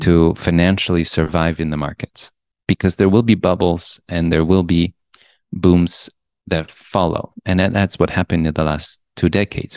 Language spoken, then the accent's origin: English; Poland; also born or lived in Europe; now in New York, United States; I grew up in Poland. And then I went to schools around Europe, and then I came to New York, and I spent most